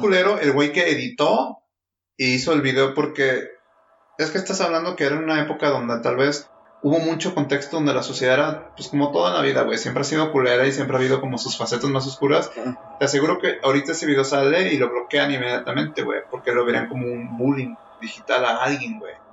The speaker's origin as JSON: {"language": "Spanish", "country": "Mexico"}